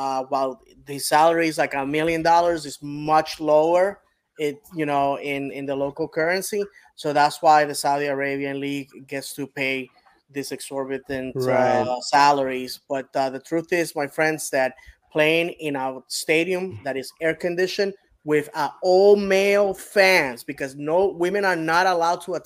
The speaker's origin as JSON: {"language": "English", "town": "Bayamón", "country": "Puerto Rico", "tie": "born or raised there", "moved": "yes", "said": "my hometown of Bayamon, Puerto Rico"}